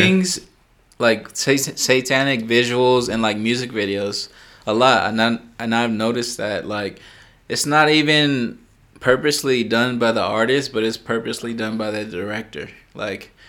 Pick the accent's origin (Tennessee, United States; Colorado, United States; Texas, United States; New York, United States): Texas, United States; I'm a Texan